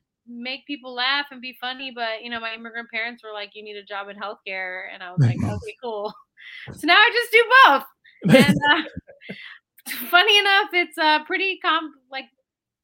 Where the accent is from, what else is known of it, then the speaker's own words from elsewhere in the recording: San Francisco Bay Area, California, United States; moved away as an adult; now in New York City, United States; I'm originally from the San Francisco Bay Area. I moved from there to New York City about 12 years ago